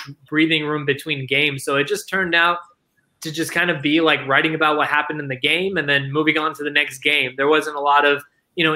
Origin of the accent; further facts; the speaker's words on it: Dallas, Texas, United States; I grew up in Dallas ever since I was like 2 years old